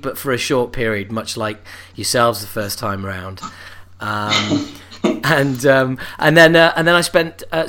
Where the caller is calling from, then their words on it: London, United Kingdom; I'm calling from London town as we speak.